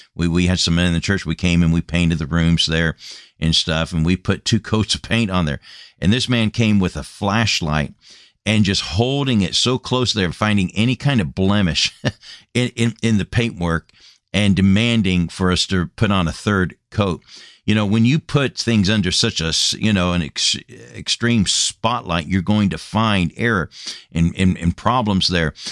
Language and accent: English; United States; moved away as an adult; Came back to my homeland after being a missionary for number of years and burdened for my home country, my home nation